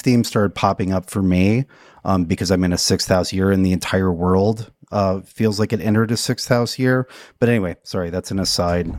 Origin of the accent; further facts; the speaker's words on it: United States; being an American right now